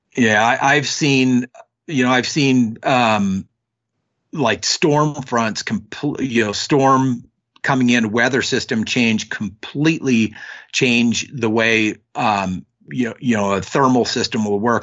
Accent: Northwestern California, United States; I grew up in Northwestern California, um, up near the Oregon border

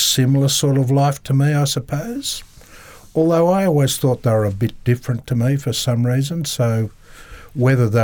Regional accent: Wellington, New South Wales, Australia; now in Canberra, Australia; I grew up in Wellington, New South Wales

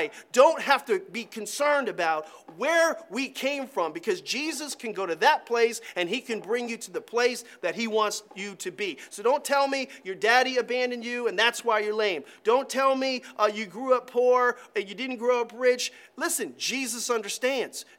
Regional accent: Ashland, United States; when I was growing up in this area, Ashland conversationally was referred to as Trashland. That's terrible because it's my town, my hometown

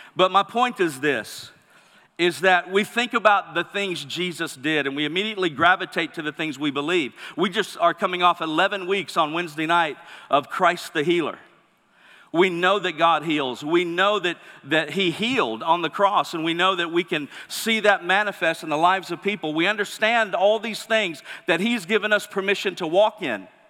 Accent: Mississippi, United States; moved away; I'm originally from Mississippi

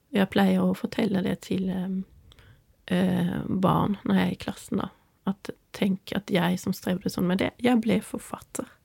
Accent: Sweden; also born or lived in Norway; de vet ju att jag är svensk och

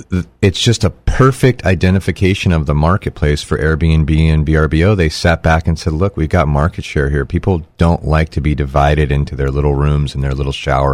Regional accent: United States; I'm American. I can make money many different ways.

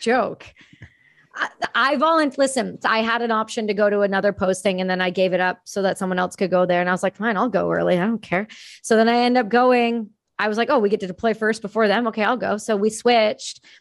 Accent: Ontario, Canada; moved away as an adult; now in Vancouver, Canada; I'm from Ontario

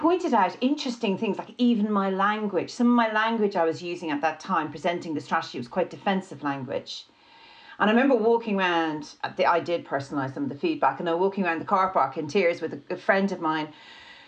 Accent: Ireland; being Irish

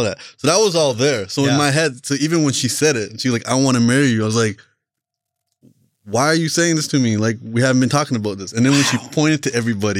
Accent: Canada; I'm Canadian.

